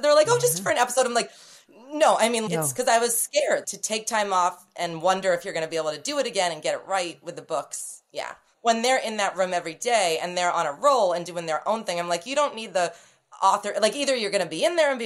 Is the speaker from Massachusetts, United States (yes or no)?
yes; Cape Cod, Massachusetts, United States; I grew up in Cape Cod